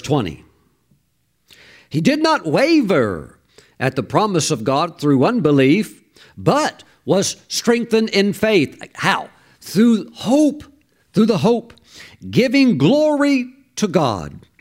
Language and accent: English; Mississippi, United States; I grew up very poor in Mississippi